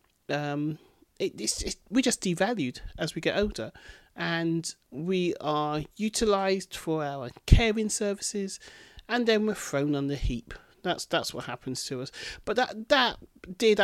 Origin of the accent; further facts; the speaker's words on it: Bedford, East of England, United Kingdom; my hometown of Bedford